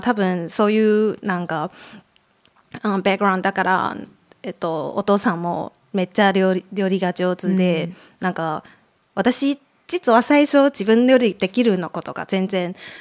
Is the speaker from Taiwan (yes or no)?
yes; Taipei, Taiwan; moved away; 台湾から来ました